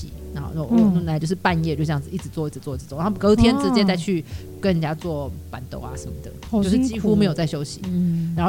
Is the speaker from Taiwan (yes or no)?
yes; Tainan, Taiwan; moved away; also born or lived in Taipei; 我也是台南人。我爸是关庙人